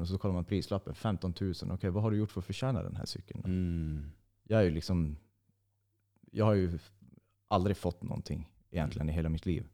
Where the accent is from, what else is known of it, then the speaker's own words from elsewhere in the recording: Nödinge, Västra Götaland, Sweden; also born or lived in Uddevalla / Hisingen, Gothenburg; now in Norrland, Sweden; jag är född i Uddevalla och bodde i Hisingen i fem eller sex år, jag minns inte riktigt. Och sen flyttade vi till Ale kommun, till ett ställe som heter Nödinge. Jag gick skola där